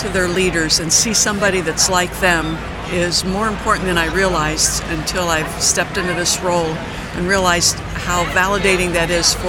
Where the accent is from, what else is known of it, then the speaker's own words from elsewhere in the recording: Struthers, Ohio, United States; I was born and raised in Struthers, right across the road from Boardman.